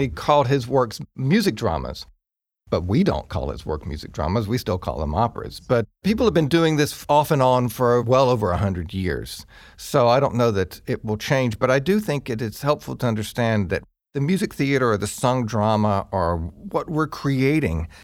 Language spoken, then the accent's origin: English; rural eastern North Carolina, United States; I'm from eastern North Carolina, rural eastern North Carolina